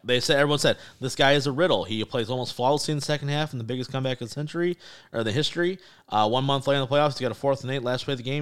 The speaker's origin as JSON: {"language": "English", "town": "Detroit", "region": "Michigan", "country": "United States", "tie": "born or raised there", "said": "my hometown bias."}